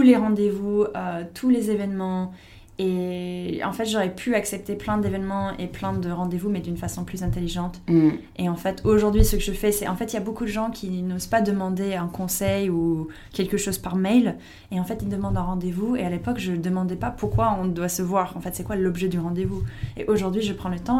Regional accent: United States; French is a second language; moved away as an adult; now in France; j'étais pas étrangère, j'étais américaine

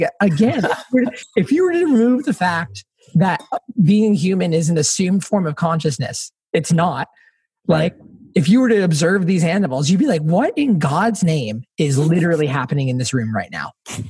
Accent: Spring Hill, Tennessee, United States; I grew up outside of Nashville in a small town called Spring Hill, Tennessee, about hours.

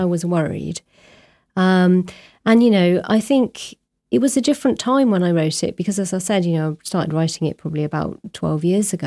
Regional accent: Abingdon, South East England, United Kingdom; moved away as an adult; also born or lived in Warwick; now in Brighton, United Kingdom; I grew up in the small town of Abingdon

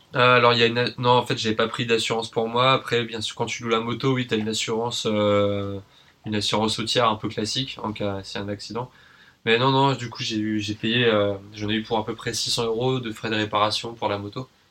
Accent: Paris, Île-de-France, France; moved away as an adult; now in New Caledonia; Je suis né à Paris, j'y ai grandi et euh, actuellement, je vis en Nouvelle-Calédonie

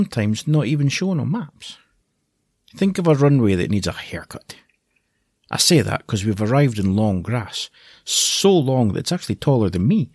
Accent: Aberdeen, Scotland, United Kingdom; originally I'm from Aberdeen on the northeast coast of Scotland

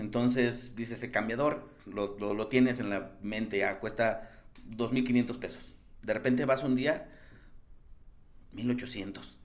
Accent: San Luis Potosí, Mexico; now in Mexico City, Mexico; Yo soy de San Luis.

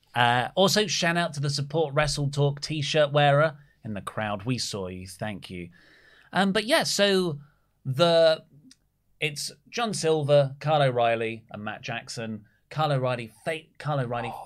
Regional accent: Australia; As an Australian

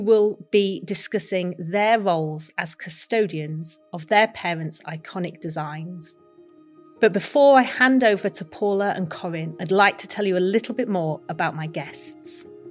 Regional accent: Sheffield, Yorkshire and the Humber, United Kingdom; I was born in Sheffield, the Steel City, and grew up learning about my city's heritage in steel and cutlery

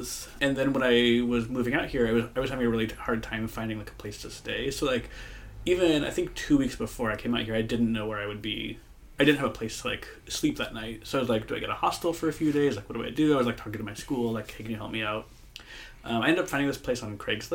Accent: Moline, Illinois, United States; moved away as an adult; now in San Francisco, United States; I grew up in Moline, Illinois

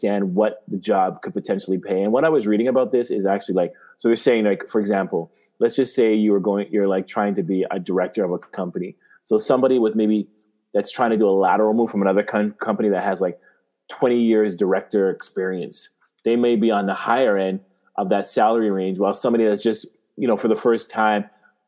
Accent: Canada; moved away as an adult; now in United States; I was this kid from Canada

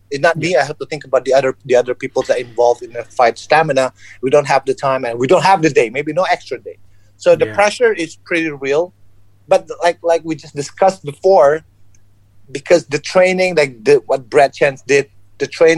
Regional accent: South Sumatra, Indonesia; I'm Chinese descent, born and raised in Indonesia

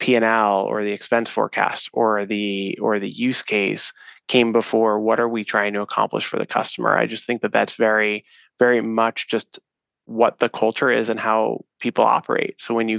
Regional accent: East Coast, United States; now in Chicago, United States; I'm from the East Coast, so I joke that it's the Midwestern values here. We're based in Chicago, so in the Chicago area.

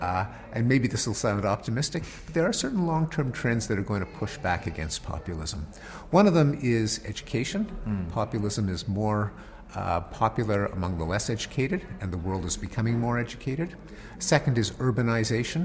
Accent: United States

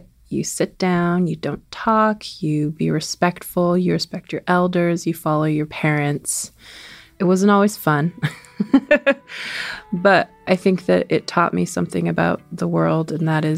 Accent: Swinomish Indian Tribal Community, Fidalgo Island, Washington, United States; I grew up on the Swinomish Indian tribal community. It is located on the Fidalgo Island, which is a part of the San Juan Islands. It's the island that's most inland to the state of Washington

